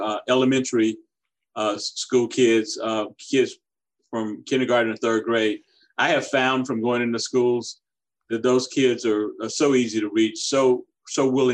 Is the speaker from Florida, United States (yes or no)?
no; Orangeburg, South Carolina, United States; I grew up in my hometown of Orangeburg, South Carolina